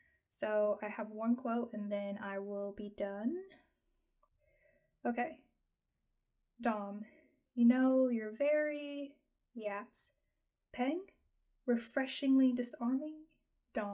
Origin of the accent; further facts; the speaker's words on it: United States; I'm American